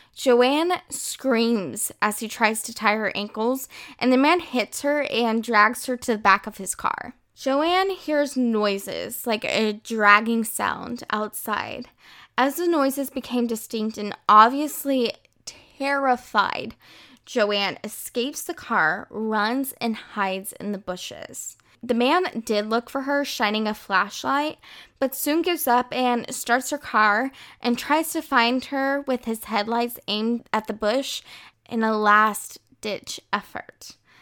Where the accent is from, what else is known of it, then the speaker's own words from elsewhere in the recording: United States; moved away as an adult; now in France; I'm originally from the United States, but now I live in France